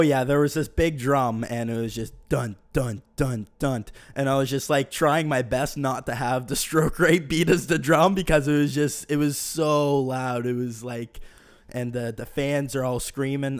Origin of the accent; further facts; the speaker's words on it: Bedford, Nova Scotia, Canada; I'm from Bedford.